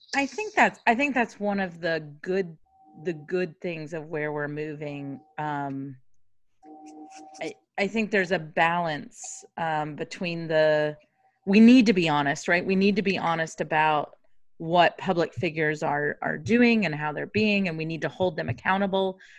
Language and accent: English; Kentucky, United States; I grew up in Kentucky, and I went to elementary school in Kentucky.